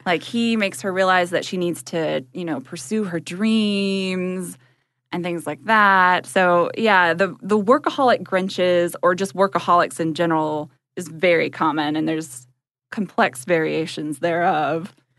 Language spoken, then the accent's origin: English; Georgia, United States; also born or lived in Chicago; we're both from, like, small towns in Georgia